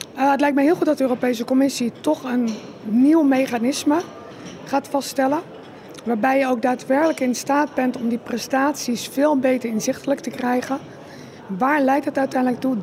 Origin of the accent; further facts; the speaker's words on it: Rotterdam, South Holland, Netherlands; Ik kom uit Rotterdam